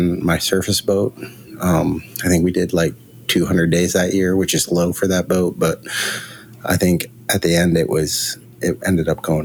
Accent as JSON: {"language": "English", "town": "Seattle", "region": "Washington", "country": "United States", "tie": "born or raised there", "also_born_or_lived": "Morgan City, Louisiana", "moved": "yes", "said": "Growing up in Seattle, we have a lot of immigration of Russians, so, and Ukrainians"}